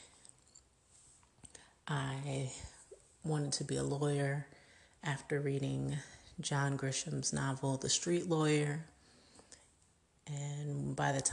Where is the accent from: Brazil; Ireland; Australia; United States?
United States; Richmond, Virginia; also born or lived in Queens, New York; I grew up since the age of 3 in or just outside of Richmond, Virginia.